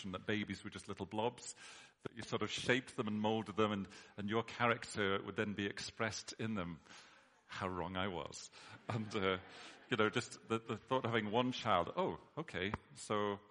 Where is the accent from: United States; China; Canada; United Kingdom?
United Kingdom; we're British